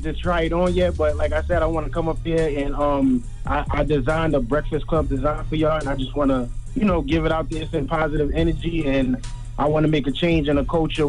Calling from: Brooklyn, New York, United States; Yeah, this is …. I'm calling from Brooklyn.

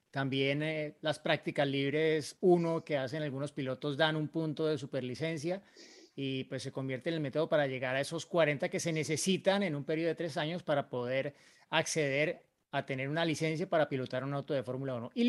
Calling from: Marco Juárez, Córdoba, Argentina; de Marco Juárez, Córdoba, Argentina.

